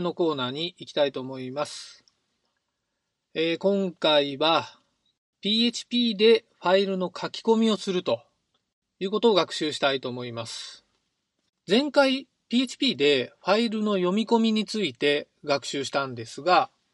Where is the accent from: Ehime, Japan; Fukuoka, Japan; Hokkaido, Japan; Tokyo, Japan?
Ehime, Japan; 僕の出身地は愛媛県なんですが